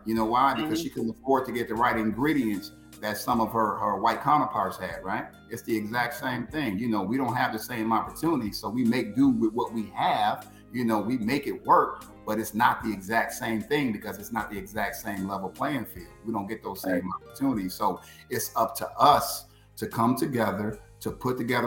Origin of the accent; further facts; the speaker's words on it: United States; I'm 45 minutes from Chicago